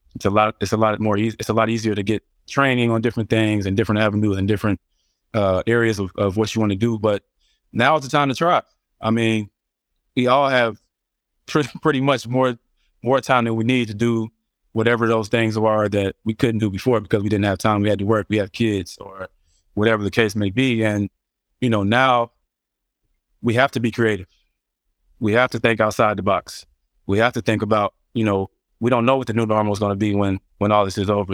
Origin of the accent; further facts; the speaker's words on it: Cincinnati, Ohio, United States; I'm from Cincinnati, Ohio.